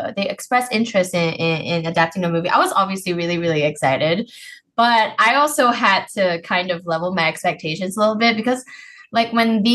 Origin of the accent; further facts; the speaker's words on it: Malaysia; I'm Malaysian.